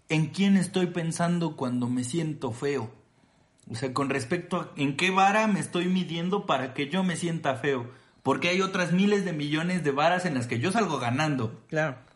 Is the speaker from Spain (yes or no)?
no; Mexico; si ¿sí sabe que somos mexicanas.